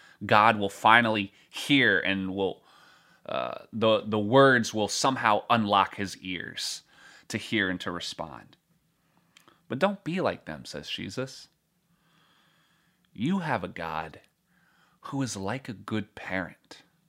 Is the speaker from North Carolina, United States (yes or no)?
yes; North Carolina, United States; At least where I grew up in North Carolina.